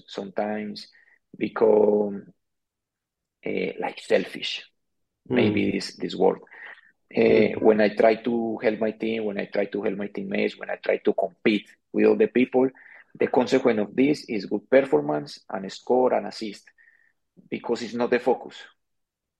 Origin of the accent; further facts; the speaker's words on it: Medellín, Antioquia, Colombia; English is a second language; moved away as an adult; also born or lived in Iraq; now in India; Growing up in Medellin, it's amazing.